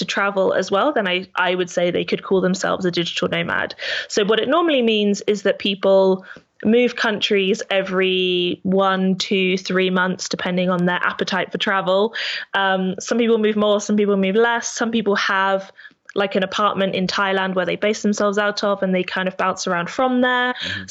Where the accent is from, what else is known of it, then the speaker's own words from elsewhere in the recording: United Kingdom; there's me and my husband, so we're both British.